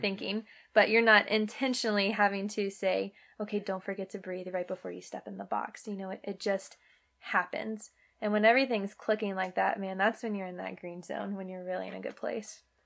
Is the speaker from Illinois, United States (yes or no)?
no; Virginia, United States; moved away as an adult; also born or lived in Arizona / San Diego; I am born and raised in Virginia, but played softball at the University of Arizona